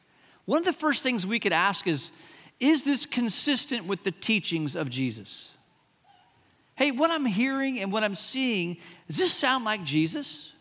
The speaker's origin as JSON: {"language": "English", "country": "Hong Kong", "tie": "born or raised there", "said": "When I was a kid growing up in Hong Kong"}